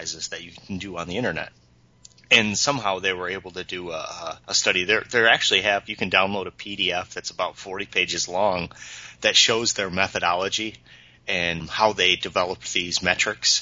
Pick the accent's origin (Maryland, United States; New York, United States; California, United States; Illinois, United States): Illinois, United States; Peru; now in LaSalle, United States; I'm from Peru